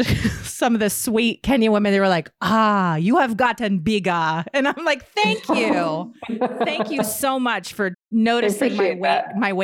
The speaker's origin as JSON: {"language": "English", "region": "Virginia", "country": "United States", "said": "we're both from Virginia"}